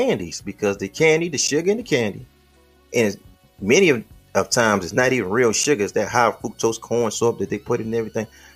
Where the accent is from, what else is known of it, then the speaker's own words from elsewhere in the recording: Midwest, United States; I'm from the Midwest